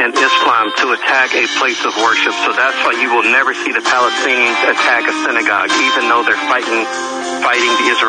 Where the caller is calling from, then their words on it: Pennsylvania, United States; from Pennsylvania.